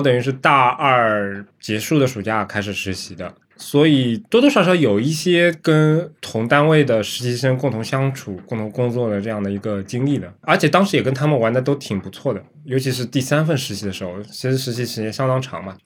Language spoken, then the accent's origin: Chinese; Shanghai, China; 我们上海人